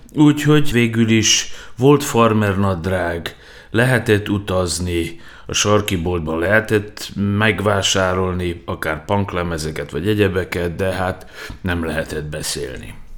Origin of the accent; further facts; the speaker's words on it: Novi Sad, Vojvodina, Serbia; újvidéken nevelkedtem